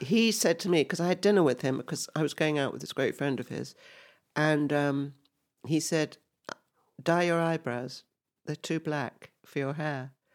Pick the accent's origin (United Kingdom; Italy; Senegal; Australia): United Kingdom; England; when I was growing up in England, um, I was always, I know that I was always the odd one, um, who had foreign parents